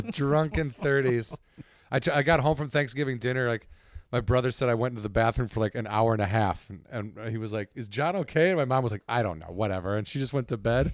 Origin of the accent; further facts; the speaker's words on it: suburbs of Chicago, Illinois, United States; moved away; I'm from the suburb, I'm proud to be from the suburbs.